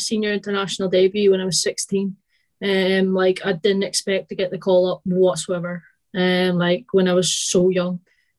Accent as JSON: {"language": "English", "region": "Northern Ireland", "country": "United Kingdom", "also_born_or_lived": "England", "moved": "as an adult", "lives_now": "Forfar, United Kingdom", "said": "So I'm originally from Northern Ireland, although you probably can't tell from my accent anymore. And then I moved to England for a year and then now in Scotland. So I stay in Forfar."}